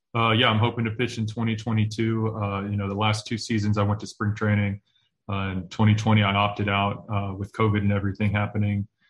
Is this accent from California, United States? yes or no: yes; Oakland, California, United States; I grew up in Oakland, California